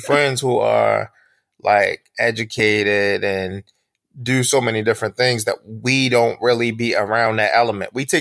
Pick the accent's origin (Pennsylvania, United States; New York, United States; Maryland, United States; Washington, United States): Maryland, United States; Baltimore